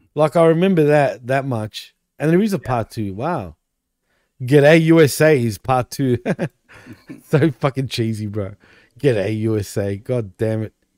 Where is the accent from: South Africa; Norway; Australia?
Australia; I'm Australian